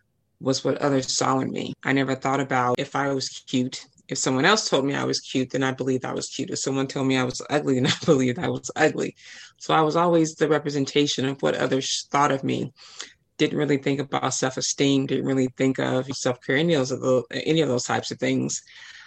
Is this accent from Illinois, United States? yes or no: yes; Chicago, Illinois, United States; being born and raised in Project Chicago